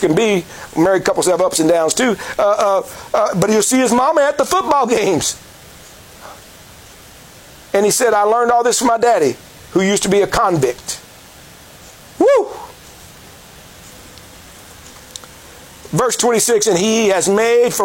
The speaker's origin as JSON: {"language": "English", "town": "Indianapolis", "region": "Indiana", "country": "United States", "tie": "born or raised there", "said": "I was born in Indianapolis, Indiana, in the United States of America"}